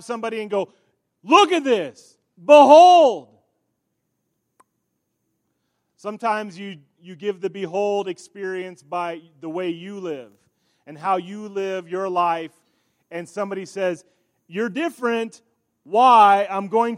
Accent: York, Nebraska, United States; in my hometown that I grew up in, York, Nebraska

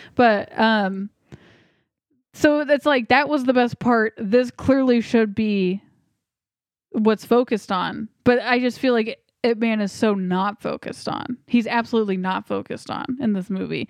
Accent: United States; as an American

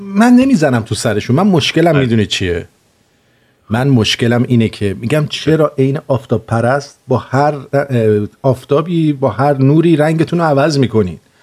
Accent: Iran; moved away; ما هم اونجا زندگی کردیم یعنی اینکه ما اونجا زندگی کردیم و دیدیم شرایط رو الان هم که اومدیم بیرون

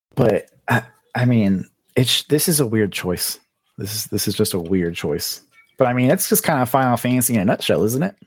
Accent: South Florida, United States; moved away as an adult; I grew up in South Florida

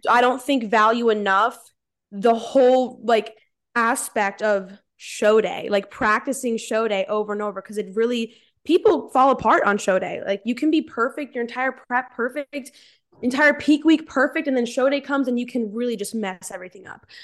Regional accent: New Jersey, United States; I'm from Central Jersey, born and raised

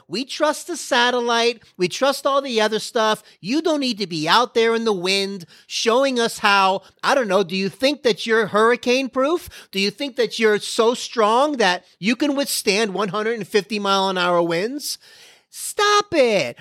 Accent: Florida, United States; now in Dallas, United States; I'm from Florida

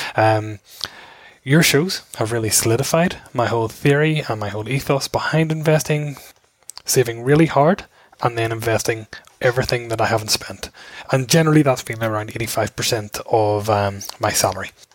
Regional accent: Belfast, Northern Ireland, United Kingdom; I'm from Belfast here in Ireland

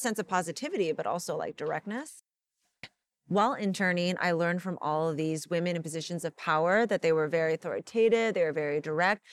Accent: Los Angeles, California, United States; I grew up here in Los Angeles

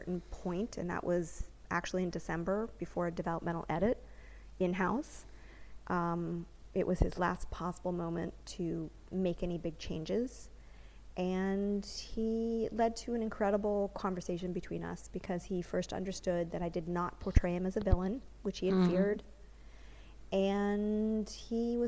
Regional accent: United States; first language English; moved away as an adult; now in Israel; I'm American.

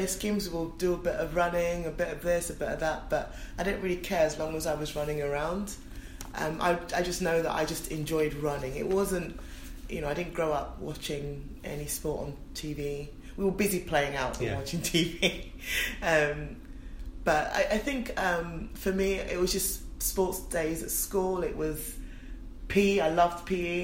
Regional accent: London, United Kingdom; I was born in Forest Gate Hospital

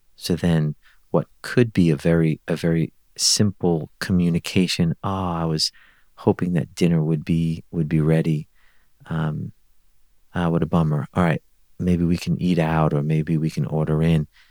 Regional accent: New York City, New York, United States; moved away; I grew up in Brooklyn

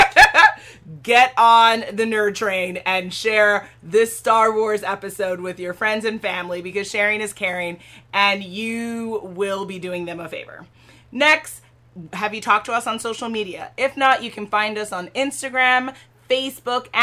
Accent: Jamaica; I think that's like the definition of being Jamaican

